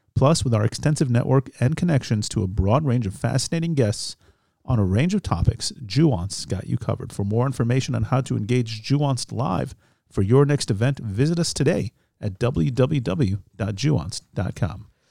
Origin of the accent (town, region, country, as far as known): United States; born or raised there; now in Israel